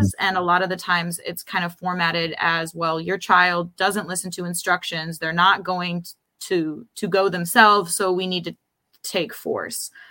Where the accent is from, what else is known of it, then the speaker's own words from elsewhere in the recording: Rochester, New York, United States; moved away as an adult; now in New York City, United States; I grew up in Rochester in the suburbs, and then, um, I moved to New York City